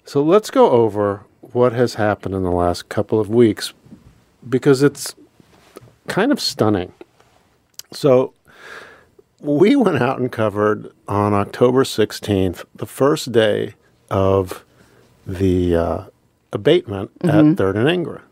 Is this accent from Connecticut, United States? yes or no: no; Pennsylvania, United States; moved away as an adult; now in Anchorage, United States; I grew up in Pennsylvania